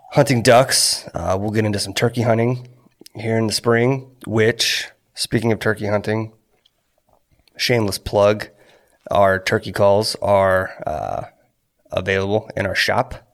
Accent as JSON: {"language": "English", "town": "Corpus Christi", "region": "Texas", "country": "United States", "tie": "born or raised there", "said": "I'm from Texas born in Corpus Christi"}